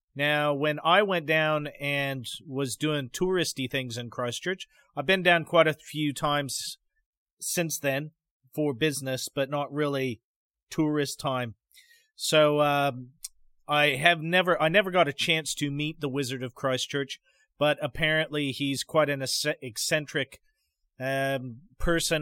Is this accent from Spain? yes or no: no; Pacific Northwest, United States; moved away; where I grew up in the Pacific Northwest